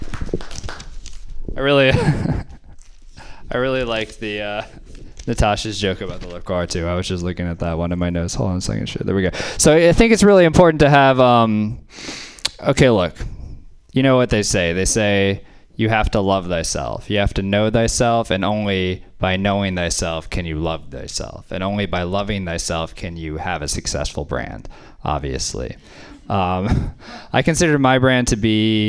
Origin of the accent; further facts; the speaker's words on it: the South, Louisiana, United States; I grew up in the South